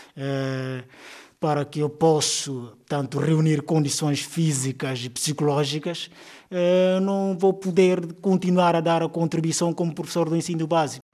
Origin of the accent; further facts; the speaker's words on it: Canchungo, Cacheu, Guinea-Bissau; Sou natural de Guiné-Bissau, eh, região que achou concretamente o setor de Canchungo